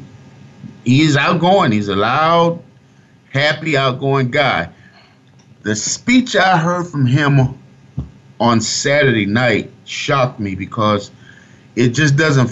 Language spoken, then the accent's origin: English; Fort Myers, Florida, United States; my hometown, I'm from Fort Myers, Florida. My high school in 92